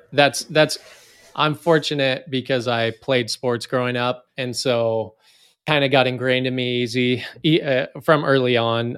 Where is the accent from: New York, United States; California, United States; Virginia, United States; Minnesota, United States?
California, United States; Northern; I grew up in Northern California